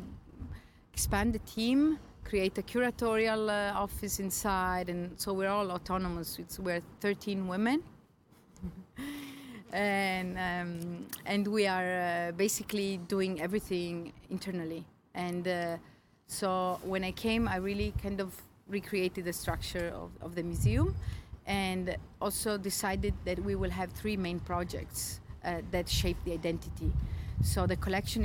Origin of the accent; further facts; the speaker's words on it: Trieste, Friuli-Venezia Giulia, Italy; also born or lived in United States / London / Berlin / Rome; now in Turin, Italy; I'm from Trieste, but I lived in the States, in London, Berlin, many years